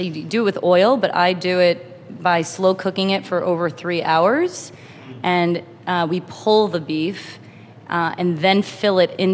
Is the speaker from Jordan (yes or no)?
no; New York, United States; I'm a New Yorker, born in New York